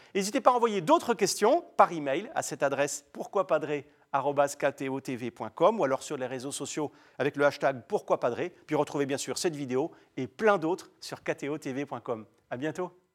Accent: France; chez nous en France, dès là où je vous parle

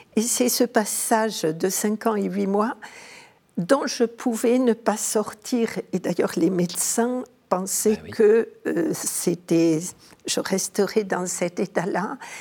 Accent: Montauban, Occitania, France; mon enfance est à Montauban

